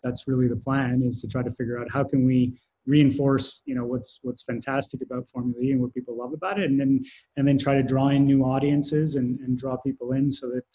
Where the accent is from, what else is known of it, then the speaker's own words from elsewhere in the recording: Canada; I'm Canadian